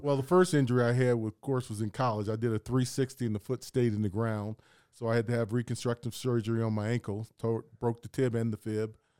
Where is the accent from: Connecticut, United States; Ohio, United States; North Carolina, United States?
Ohio, United States; Columbus; I'm from Columbus, Ohio